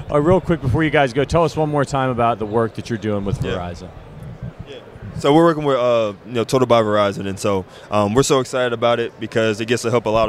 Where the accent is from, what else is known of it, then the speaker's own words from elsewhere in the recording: New Jersey, United States; I'm from South, so I'm right next to Philly, so you're gonna get more Italian.